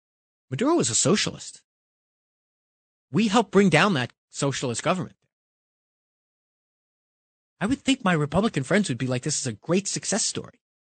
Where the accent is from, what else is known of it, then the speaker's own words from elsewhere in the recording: Bronx, New York, United States; born there; I was born in the Bronx 50 years ago yesterday